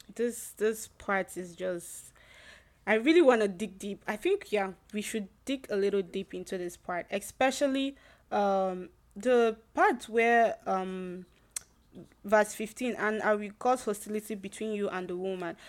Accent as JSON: {"language": "English", "country": "Nigeria", "tie": "born or raised there", "said": "the place I grew up in Nigeria"}